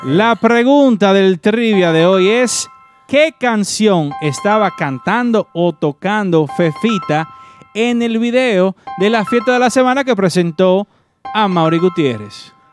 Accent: Dominican Republic; now in New York, United States; nosotros como dominicanos

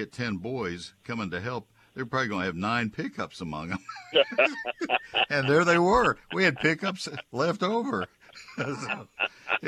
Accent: College Station, Texas, United States; I grew up with them in College Station

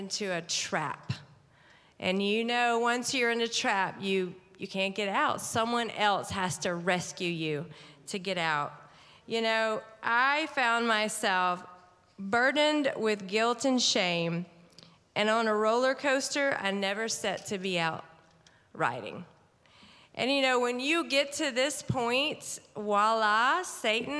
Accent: Mississippi, United States; also born or lived in Atlanta, Georgia; I was born in Atlanta, actually, Georgia, and then my parents divorced, so I moved to Mississippi. I grew up there

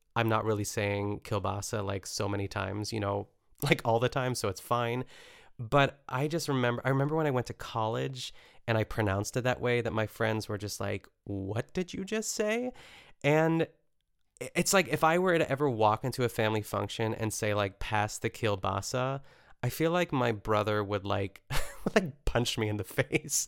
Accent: a suburb of Pittsburgh, Pennsylvania, United States; my hometown, which is a suburb of Pittsburgh

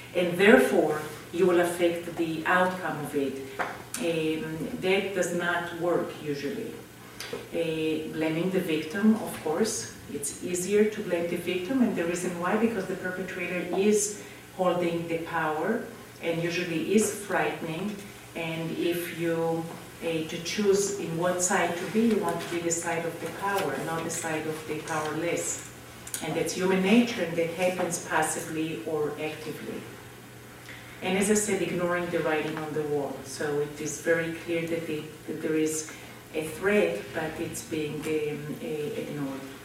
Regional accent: Israel; moved away; growing up in Israel

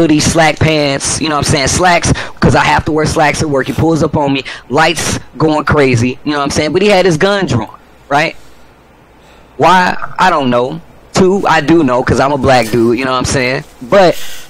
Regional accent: St. Louis, Missouri, United States; moved away as an adult; now in California, United States; I come from St. Louis, Missouri

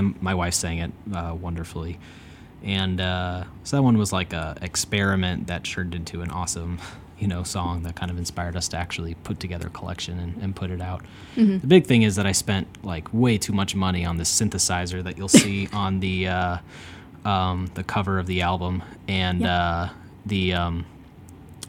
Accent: Bartlett, Illinois, United States; now in Chicago, United States; I grew up in Bartlett, Illinois

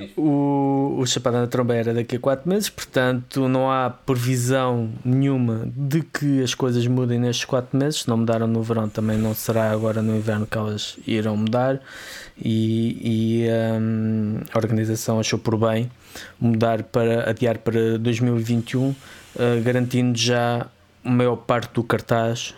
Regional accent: Vila Franca de Xira, Lisbon, Portugal; da zona de onde eu sou oriundo. Um, mais concretamente de Loucos

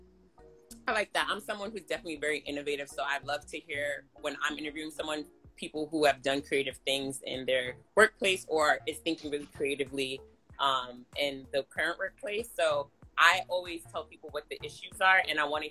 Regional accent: Jamaica; I'm a Jamaican

